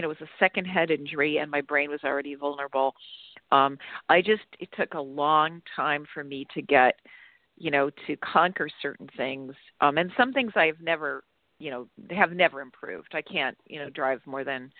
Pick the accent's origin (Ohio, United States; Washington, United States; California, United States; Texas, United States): Ohio, United States; moved away; also born or lived in Chicago; I was born in Chicago, but I grew up in Ohio